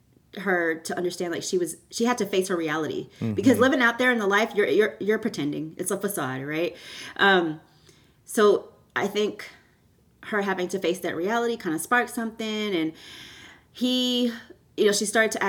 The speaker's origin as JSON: {"language": "English", "town": "Houston", "region": "Texas", "country": "United States", "tie": "born or raised there", "also_born_or_lived": "Canada"}